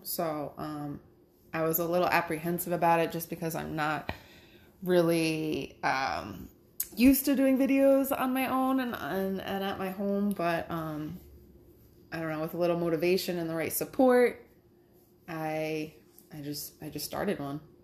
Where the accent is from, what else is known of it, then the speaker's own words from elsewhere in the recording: Cranston, Rhode Island, United States; moved away as an adult; now in New York State, United States; It was in Cranston, my hometown